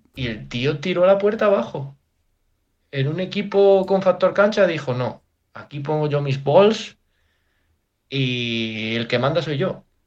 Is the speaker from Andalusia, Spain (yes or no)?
yes; Jaén, Andalusia, Spain; soy de Jaén